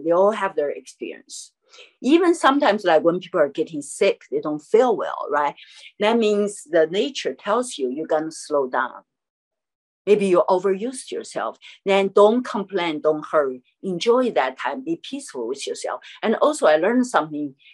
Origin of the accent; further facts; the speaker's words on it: Chengdu, Sichuan, China; English is a second language; moved away as an adult; also born or lived in New York; my hometown, Chengdu, Sichuan.